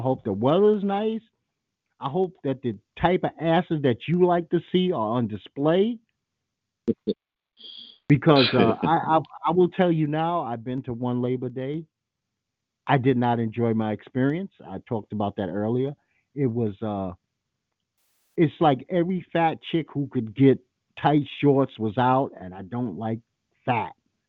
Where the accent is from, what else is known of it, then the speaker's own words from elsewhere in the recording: Trinidad & Tobago; No, I'm not from Jamaica. My wife is straightening out in a second. I'm from Trinidad, dumbass.